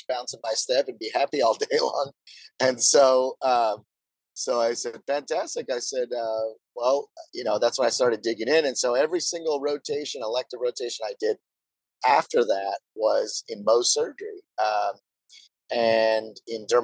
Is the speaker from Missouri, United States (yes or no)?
no; Brownsville, Texas, United States; moved away as an adult; also born or lived in Notre Dame, Indiana; I'm originally from South Texas. It's a border town called Brownsville, Texas, which is famous for being one of the poorest cities in America.